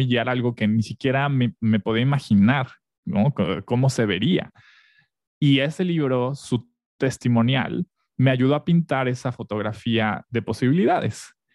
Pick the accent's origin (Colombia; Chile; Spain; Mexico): Mexico; Mexico City; moved away as an adult; also born or lived in Texcoco, State of Mexico; now in Mérida, Mexico; crecí en Ciudad de México, soy de allá, bueno, nací en Texcoco, pero eh, crecí casi toda mi infancia en, Ciudad de México